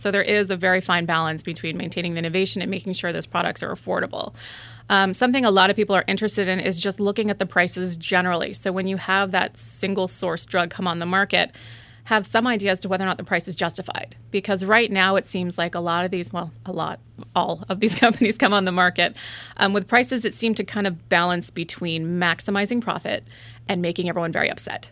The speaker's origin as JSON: {"language": "English", "town": "Springfield", "region": "Virginia", "country": "United States", "tie": "born or raised there", "said": "I grew up in Springfield, Virginia"}